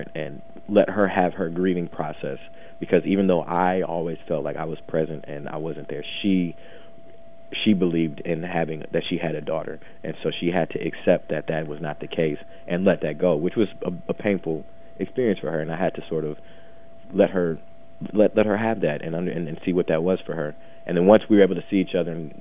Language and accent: English; Midwest, United States; I grew up in the Midwest.